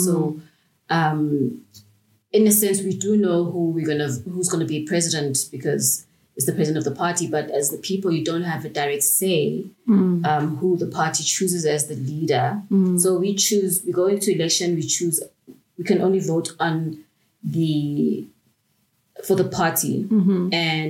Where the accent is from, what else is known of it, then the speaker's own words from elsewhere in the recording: South Africa; As a South African, I envy you guys